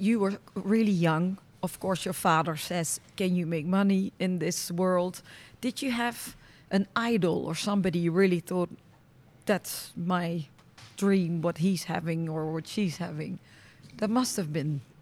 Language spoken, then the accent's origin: English; Netherlands; I'm from Holland